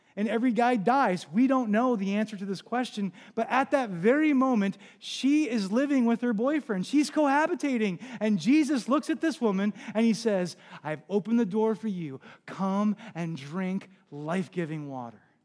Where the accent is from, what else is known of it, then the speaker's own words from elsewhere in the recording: New Jersey, United States; moved away; I'm from New Jersey, or came from New Jersey. I was a part of a church and lived on the Jersey Shore when Hurricane Sandy hit.